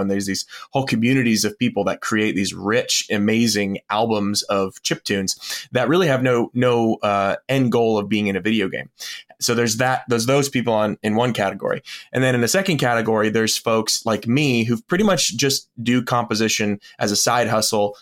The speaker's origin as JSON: {"language": "English", "region": "Florida Panhandle", "country": "United States", "tie": "born or raised there", "said": "I was born in the Panhandle of Florida, and a lot of my family lived there"}